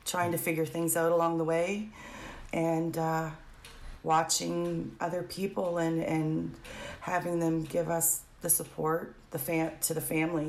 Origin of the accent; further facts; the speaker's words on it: Gary, Indiana, United States; grew up in the area, and I grew up in Gary.